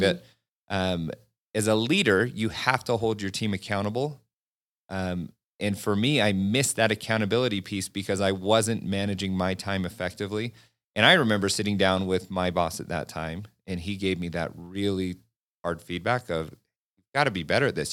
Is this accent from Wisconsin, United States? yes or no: no; Farmington, Utah, United States; I grew up a couple miles away from Lagoon